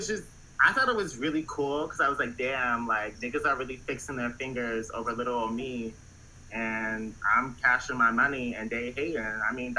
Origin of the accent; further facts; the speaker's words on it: Baltimore, Maryland, United States; Like, I'm from Baltimore, so, like, I'm not really, like...